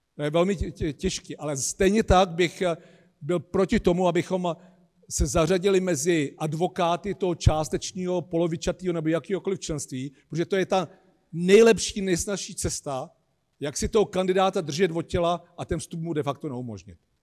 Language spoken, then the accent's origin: Czech; Czechia; my Češi